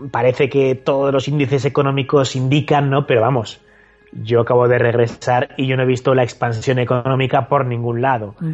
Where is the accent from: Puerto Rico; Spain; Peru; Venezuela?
Spain; Zaragoza, Aragon; Bueno, a ver, hablando de pilares, ya sabes que yo soy de Zaragoza.